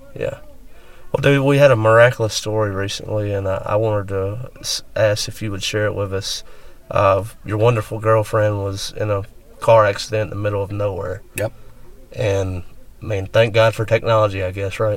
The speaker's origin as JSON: {"language": "English", "region": "West Alabama", "country": "United States", "tie": "born or raised there", "moved": "as an adult", "lives_now": "Mississippi, United States", "said": "I grew up in West Alabama, and now I've spent a majority of my late twenties and all my thirties in Mississippi"}